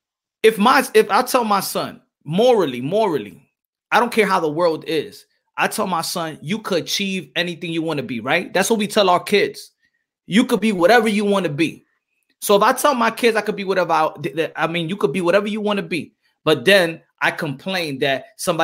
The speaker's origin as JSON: {"language": "English", "town": "New York City", "region": "New York", "country": "United States", "moved": "yes", "said": "I'm from New York, Wash Heights, Harlem, BX."}